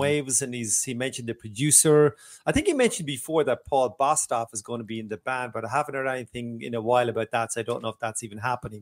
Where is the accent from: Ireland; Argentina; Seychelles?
Ireland; Waterford, Munster; in a small club in my hometown of Waterford, Ireland